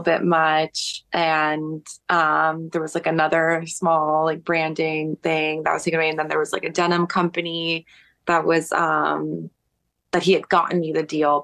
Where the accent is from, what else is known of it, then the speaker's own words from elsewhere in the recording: New York City, New York, United States; when you're growing up in New York, it feels like you're in the center of the world